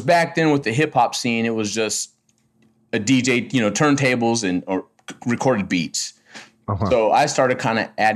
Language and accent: English; Riverside, California, United States; I'm from Riverside, California, born and raised.